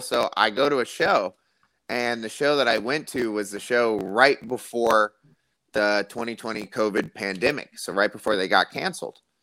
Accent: Tampa, Florida, United States; I'm from Tampa, Florida. So growing up in South Tampa and middle school and elementary school

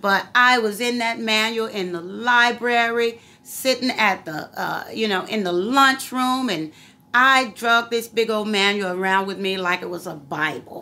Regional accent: Virginia Beach, Virginia, United States; I was raised in Courthouse County in Virginia Beach, Virginia

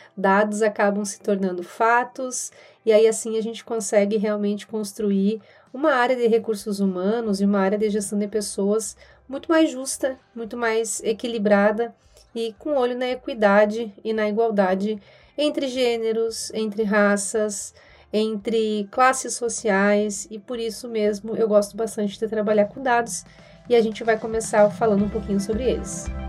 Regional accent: Rio Grande do Sul, Brazil; moved away as an adult; now in São Paulo, Brazil; Sou gaúcha, moro aqui em São Paulo há seis anos

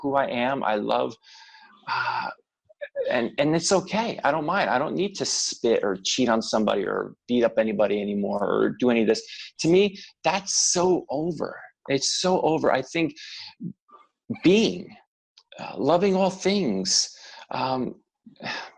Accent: New Jersey, United States; being brought up in Jersey

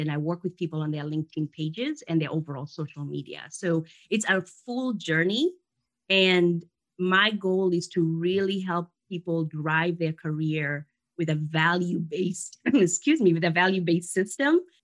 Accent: Kenya; now in United States; I lived in Kenya. I grew up in Kenya, and come from very humble beginnings there. And I came to the U.S.

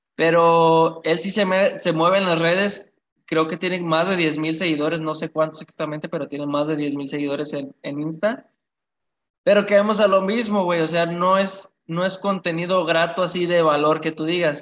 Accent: Apatzingán, Michoacán, Mexico; yo soy de Apatzingán, Michoacán, de Michoacán

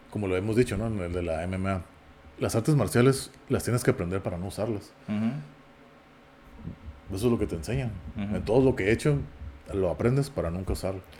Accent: Mexico; un mexicano, yo, a mí no me gusta el fútbol

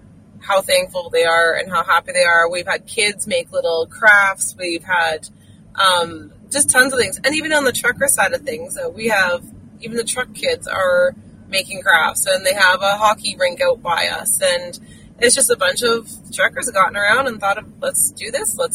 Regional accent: England, United Kingdom; moved away as an adult; now in Saskatchewan, Canada; I do not have a Canadian accent. I'm actually from England. I'm British.

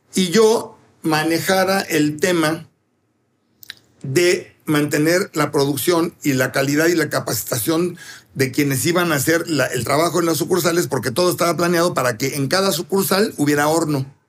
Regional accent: Mexico City, Mexico; yo nací ahí y nunca le he dicho Polanquito. Ya tengo 63 años

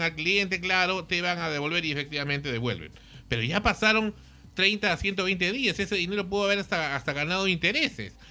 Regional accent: Peru; nuestra inmunidad como peruanos

